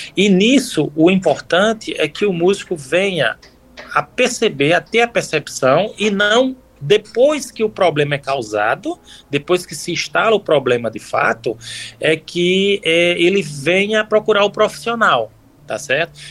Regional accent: Campina Grande, Paraíba, Brazil; moved away as an adult; now in Paris, France; sou natural, sou paraibano, né? De Campina Grande, na Paraíba

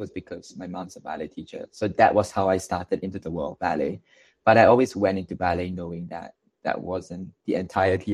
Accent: Malaysia; now in Singapore; I'm actually from Malaysia

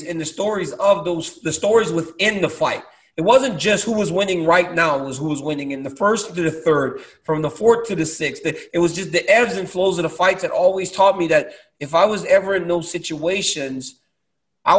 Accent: Louisiana, United States; when I grew up in Louisiana in the South

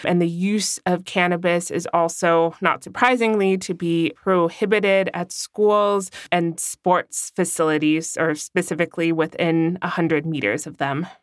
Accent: California, United States; now in Germany; in my home state of California

